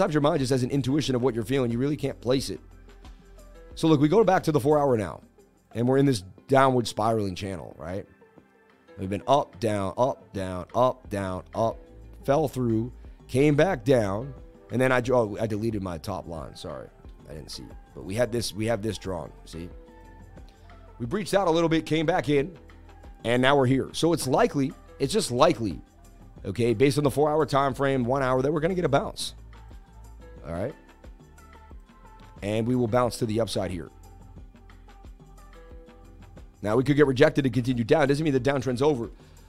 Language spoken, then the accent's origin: English; Alaska, United States; I grew up in Alaska, my man. Wow, what a beautiful place to live in Alaska, right?